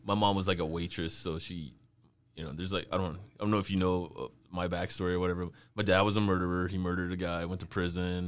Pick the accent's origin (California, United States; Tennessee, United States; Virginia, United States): California, United States; I'm from California